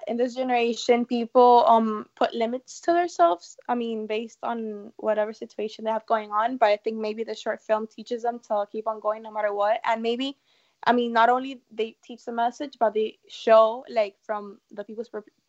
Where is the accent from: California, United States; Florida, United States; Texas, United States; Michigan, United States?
Florida, United States; Miami; from Miami, and you're listening to Kids First Coming Attractions.